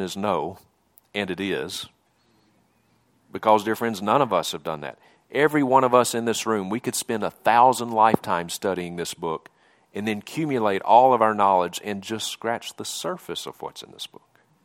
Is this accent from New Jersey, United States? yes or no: no; Mississippi, United States; moved away as an adult; now in Montana, United States; I grew up in Mississippi. You can probably tell from my accent, I'm not from around these parts.